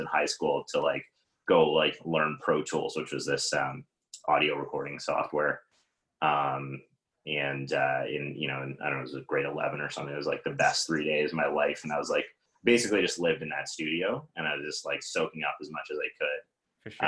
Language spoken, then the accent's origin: English; Toronto, Ontario, Canada; also born or lived in Ottawa; I was in Ottawa at the time and I'm from Toronto